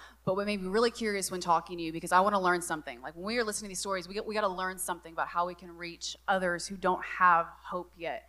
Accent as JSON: {"language": "English", "region": "the South", "country": "United States", "said": "And so I'm from the South."}